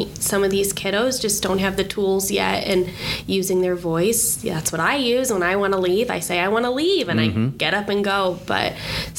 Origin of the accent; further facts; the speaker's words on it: Chicago, Illinois, United States; moved away as an adult; also born or lived in Purdue (Indiana); now in Avon, United States; I'm from Illinois, from Chicago